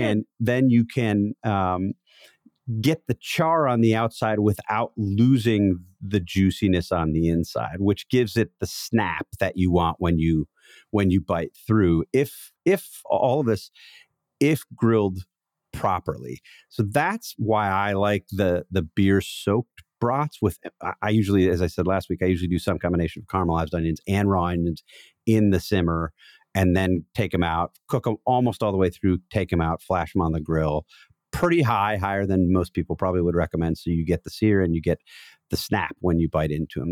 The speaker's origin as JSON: {"language": "English", "town": "Wauwatosa", "region": "Wisconsin", "country": "United States", "said": "I am from Wauwatosa"}